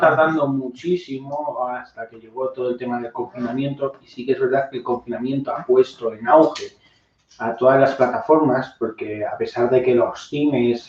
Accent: Spain; born or raised there

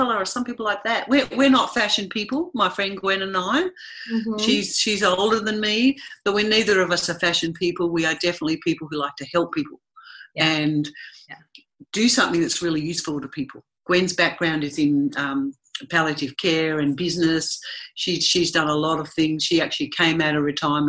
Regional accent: Tasmania, Australia; moved away; also born or lived in Sydney; I was born and raised in Tasmania in Australia

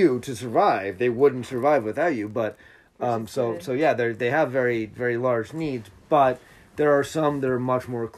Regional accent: Utah, United States; I'm from Utah.

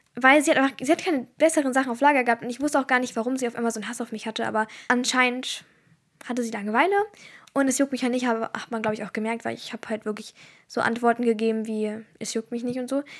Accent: Turkey; ich bin Türkin

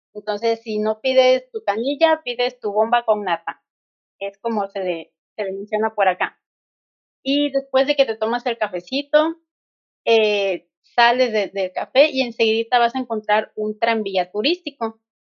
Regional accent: Veracruz, Mexico; soy jarocho

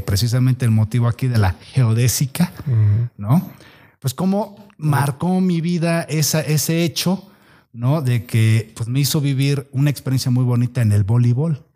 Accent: Tierra Blanca, Veracruz, Mexico; also born or lived in Córdoba, Veracruz; somos oriundos de Tierra Blanca, Veracruz

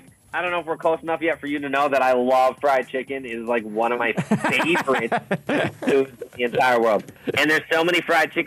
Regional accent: Canada

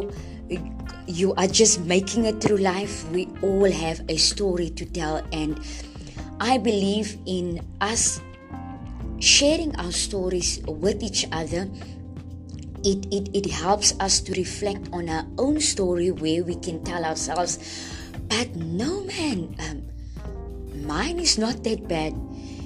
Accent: Friedendal, South Africa; I am from Friedendal. And Friedendal is a small town, where I grew up

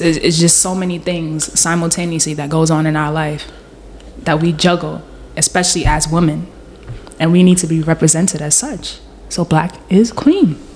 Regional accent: Guyana; technically Guyana is not in the Caribbean. I'm South American

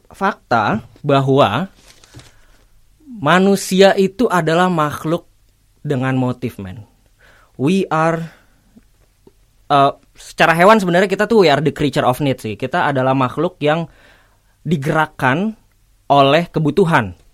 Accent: Bekasi, West Java, Indonesia; jadi ada fenomena bully Bekasi di mana gue adalah orang Bekasi

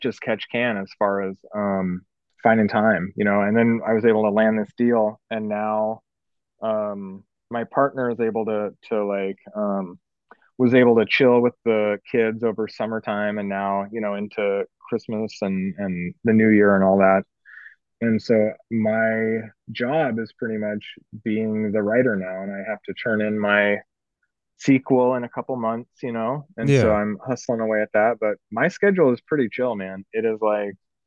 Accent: Newport, Oregon, United States; Newport. I grew up

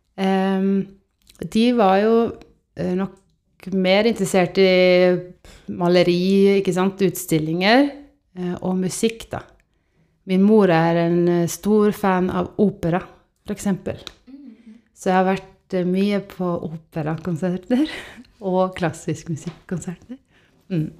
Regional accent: Estonia; now in Norway; jeg er oppvokst i Estland

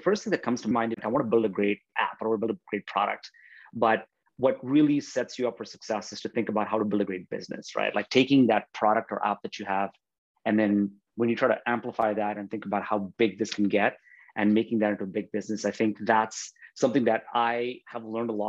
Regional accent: Bahrain; also born or lived in India; We're of Indian origin, so I'm Indian by birth, but I grew up in Bahrain in the Middle East. Bahrain's a tiny island in the Arabian Gulf, and my parents moved there in the 70s. So yeah, I was born in India, but I grew up in Bahrain.

